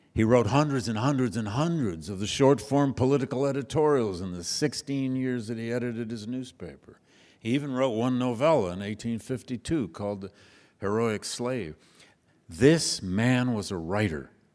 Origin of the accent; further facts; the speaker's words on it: Flint, Michigan, United States; moved away; I grew up in Flint, Michigan, just up the road.